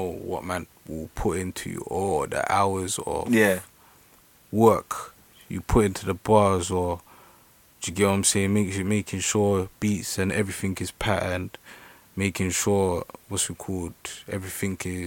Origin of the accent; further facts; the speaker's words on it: London, United Kingdom; I'm from East London. Yeah? Don't know. East born and bred